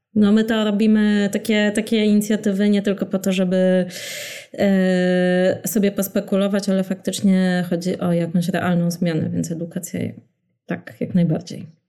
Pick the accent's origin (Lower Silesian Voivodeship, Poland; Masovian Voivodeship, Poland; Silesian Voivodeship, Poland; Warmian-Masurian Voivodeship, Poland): Masovian Voivodeship, Poland; Warsaw; ja pamiętam y, jako warszawianka